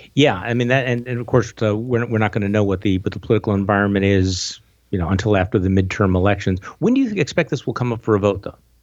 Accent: Wisconsin, United States; moved away; I'm from Wisconsin and, you know, and I'm back home

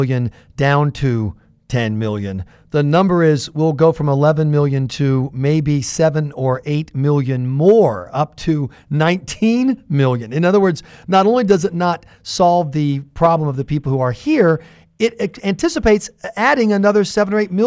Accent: South Carolina, United States; even from South, as I am from South Carolina

